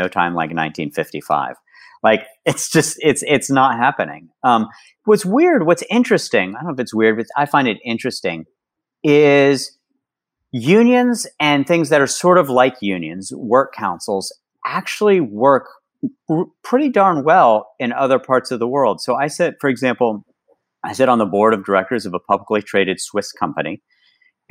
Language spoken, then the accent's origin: English; West Virginia, United States; I was growing up in West Virginia